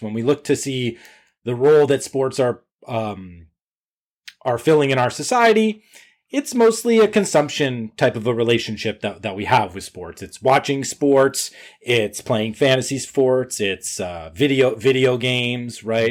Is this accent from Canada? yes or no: yes; Canada; I'm Canadian